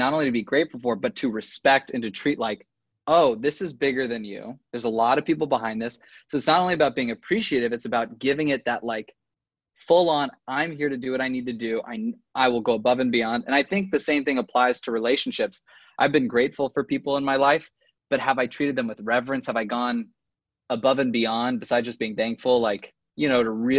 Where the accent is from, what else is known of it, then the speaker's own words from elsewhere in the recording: Los Angeles, California, United States; I'm from